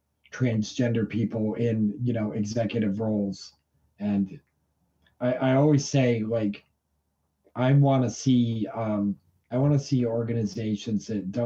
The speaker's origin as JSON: {"language": "English", "region": "New York", "country": "United States", "tie": "born or raised there", "also_born_or_lived": "Vermont", "said": "Yeah, I grew up in upstate New York."}